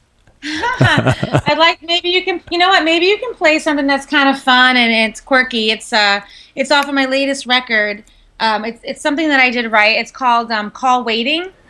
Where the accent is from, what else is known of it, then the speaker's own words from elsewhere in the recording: Long Island, New York, United States; moved away as an adult; also born or lived in Tampa, Florida; now in Beverly Hills, United States; born and raised in New York